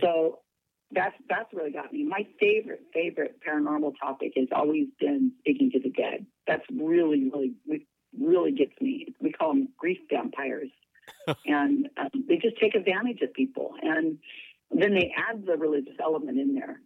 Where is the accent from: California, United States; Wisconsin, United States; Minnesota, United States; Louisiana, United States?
California, United States; Salinas; I'm born and raised in Salinas, California